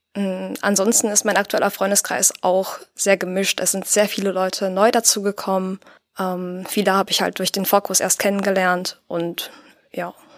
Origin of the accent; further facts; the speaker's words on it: Paderborn, North Rhine-Westphalia, Germany; also born or lived in Büren; Also einerseits habe ich meine Kindheit hier in Paderborn verbracht. Wir sind dann zu meinen Jugendjahren nach Büren gezogen, ganz in die Nähe von hier.